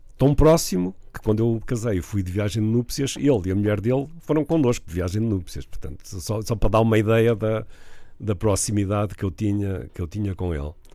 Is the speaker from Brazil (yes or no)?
no; Vila do Conde, Norte, Portugal; also born or lived in Porto; eu nasci no Porto, cresci em Vila de Conde, mas nasci no Porto